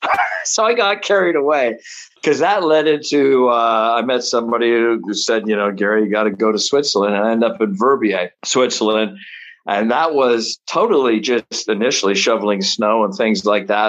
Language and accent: English; Toronto, Ontario, Canada; moved away as an adult; also born or lived in Hamilton, Ontario; now in United Kingdom; I was born in Toronto